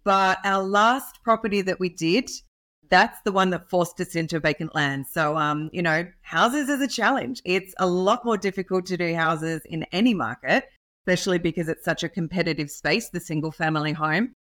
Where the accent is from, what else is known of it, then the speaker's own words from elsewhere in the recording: Australia; accent: Australian; I am an Aussie, so hence the accent